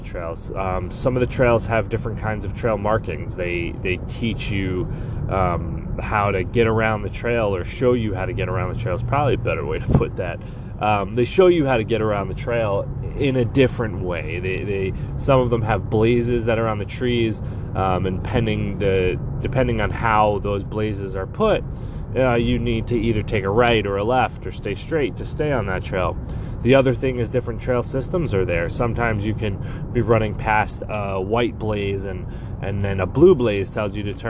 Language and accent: English; Long Island, New York, United States; Nicole and I grew up on Long Island